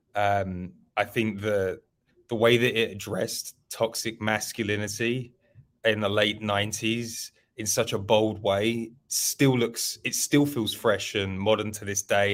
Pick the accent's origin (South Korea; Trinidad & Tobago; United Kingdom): United Kingdom; London; I'm from London